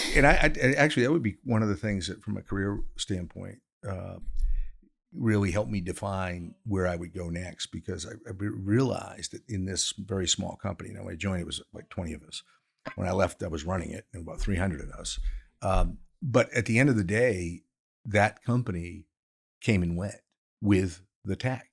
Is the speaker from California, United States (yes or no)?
no; Maine, United States; moved away; also born or lived in Pennsylvania; I am from Maine, so paper mills are important, but, but, uh, to the economy up there